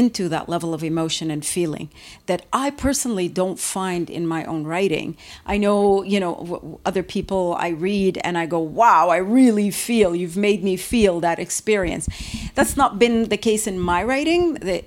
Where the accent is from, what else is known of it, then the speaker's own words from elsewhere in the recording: Beirut, Beirut Governorate, Lebanon; now in Toronto, Canada; I grew up in Beirut is one of the densest cities. It's certainly that densest city in Lebanon.